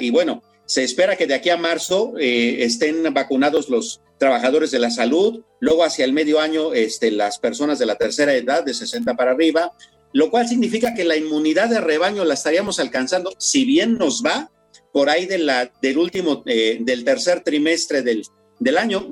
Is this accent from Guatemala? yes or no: no; Mexico